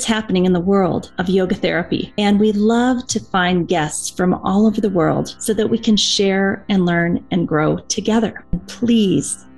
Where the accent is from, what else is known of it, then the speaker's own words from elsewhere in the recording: Waverly, Iowa, United States; I'm from Waverly, Iowa.